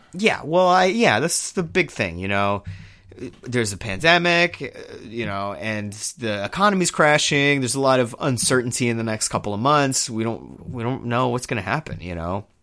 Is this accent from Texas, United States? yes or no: yes; Houston, Texas, United States; moved away; I'm from Houston. I was in Houston when Hurricane Harvey hit